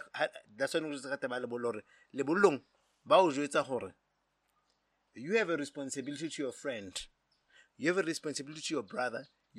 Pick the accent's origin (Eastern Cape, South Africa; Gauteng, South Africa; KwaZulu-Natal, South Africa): Gauteng, South Africa; Johannesburg; Sometimes, like … I mean, I grew up in Joburg.